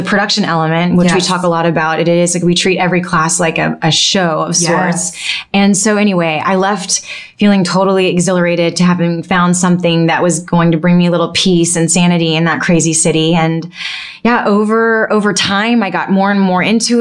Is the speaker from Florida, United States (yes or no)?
yes; Pensacola, Florida, United States; moved away as an adult; also born or lived in New York City; I really just re-fell in love with my hometown